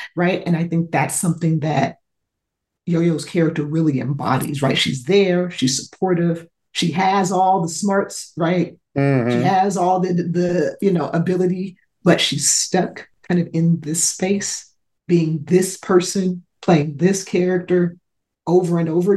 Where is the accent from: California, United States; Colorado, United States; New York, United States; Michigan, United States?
California, United States; Los Angeles; I grew up in South Central